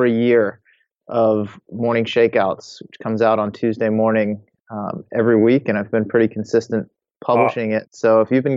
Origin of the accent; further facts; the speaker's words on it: Massachusetts, United States; I grew up in Massachusetts, spent most of my life there